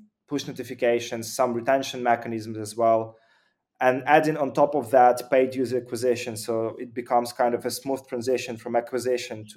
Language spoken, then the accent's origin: English; Ukraine; originally I'm from Ukraine